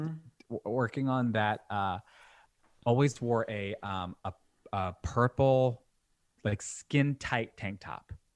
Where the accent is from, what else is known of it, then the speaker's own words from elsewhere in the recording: Long Island, New York, United States; also born or lived in Brooklyn, New York; me being born in Brooklyn, but then when I was six, I moved to Long Island